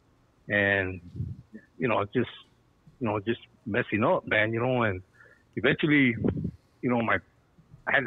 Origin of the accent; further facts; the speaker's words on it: San Gabriel Valley, California, United States; I grew up in the San Gabriel Valley